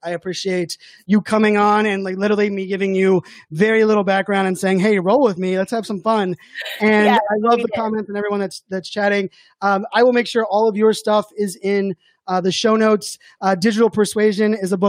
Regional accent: Pittsburgh, Pennsylvania, United States; growing up in Pittsburgh

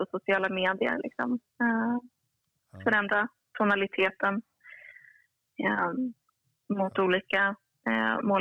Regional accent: Kiruna, Norrbotten County, Sweden; also born or lived in Uppsala; now in Stockholm, Sweden; lite smålandspåbrå och halvnorsk och född och uppväxt i Kiruna

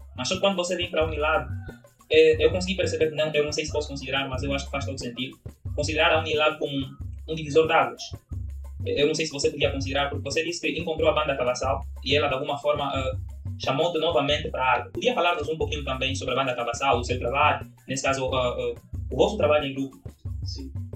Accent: Angola; accent: Angolan; now in Brazil; eu sou angolano

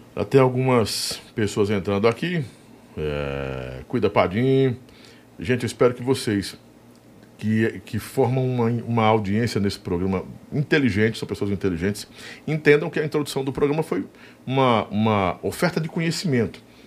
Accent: Northeast Brazil, Brazil; nós, nordestinos

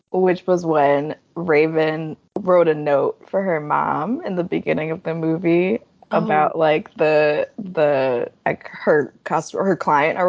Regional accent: Jamaica; as a Jamaican

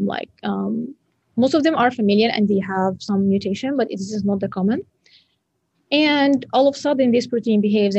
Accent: Egypt; moved away as an adult; now in Grand Rapids, United States; Cairo University in Egypt, my home country.

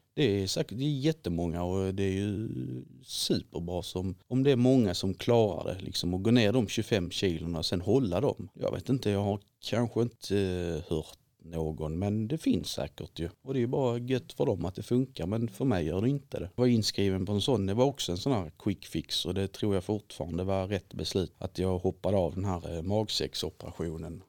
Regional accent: Viken, Skåne, Sweden; also born or lived in Helsingborg; now in Glumslöv, Sweden; jag är uppväxt i Viken utanför Helsingborg

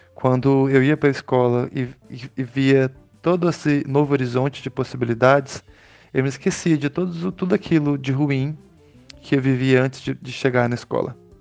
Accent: Brazil; now in São Paulo coast, Brazil; Eu sou nascido no Vale do Araguaia, em região de divisa entre Goiás e Mato Grosso, cortada pelo Rio Araguaia.

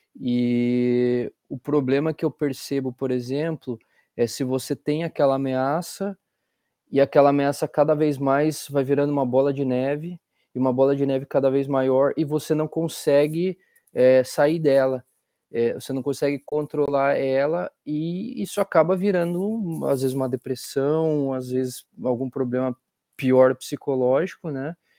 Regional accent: Curitiba, Paraná, Brazil; now in Liverpool, United Kingdom; sou curitibano da Gema

